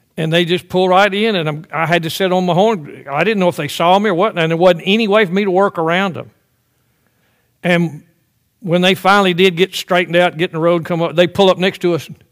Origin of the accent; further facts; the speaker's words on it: the South, United States; I grew up in the South.